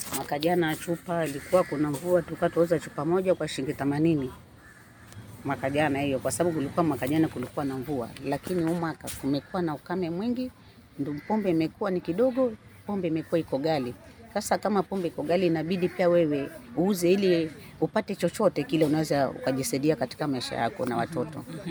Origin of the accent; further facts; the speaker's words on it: Mavueni, Kilifi County, Kenya; Mimi ni mzaliwa wa Mavueni